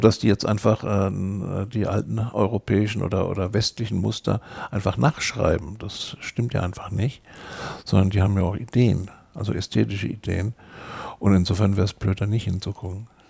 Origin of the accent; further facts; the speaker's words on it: Electoral Palatinate, Kurpfalz, Germany; bin Kurpfälzer